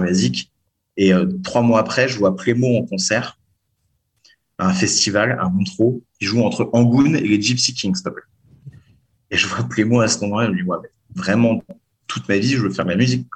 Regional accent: Lyon, Auvergne-Rhône-Alpes, France; je viens de Lyon

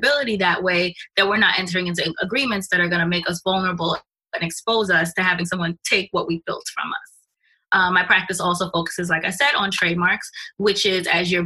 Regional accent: New York City, New York, United States; I'm also Jamaican, born and bred in Brooklyn. I'm from Canarsie originally

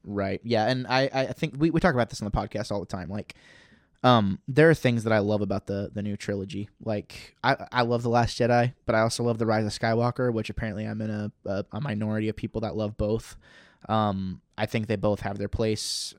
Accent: Missouri, United States; I was raised in Missouri.

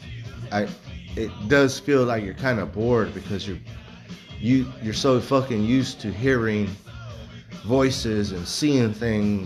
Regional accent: Texas, United States; I was born in Texas

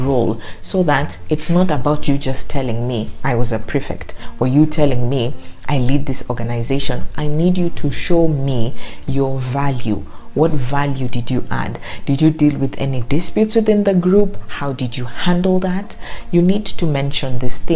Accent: Mombasa, Mombasa County, Kenya; my hometown in Mombasa

